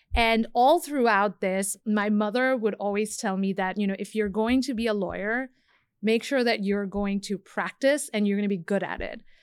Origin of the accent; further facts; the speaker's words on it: Bangladesh; moved away; I'm from Bangladesh originally